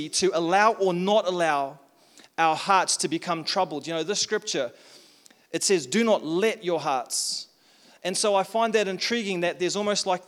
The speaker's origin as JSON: {"language": "English", "country": "South Africa", "also_born_or_lived": "Tauranga, New Zealand", "moved": "yes", "lives_now": "Taupo, New Zealand", "said": "I'm from South Africa"}